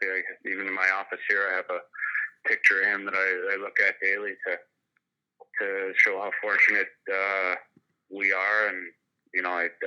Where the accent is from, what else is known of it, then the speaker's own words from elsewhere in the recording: Wilcox, United States; I just feel proud to have been from there, and um, you know, growing up in Wilcox, you're kind of uh, involved in everything there.